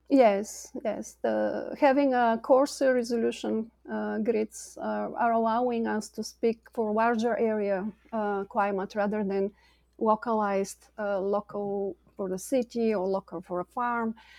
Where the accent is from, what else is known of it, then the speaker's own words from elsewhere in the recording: Bulgaria; moved away as an adult; now in United States; I'm an immigrant from Bulgaria, came to the U S in two thousand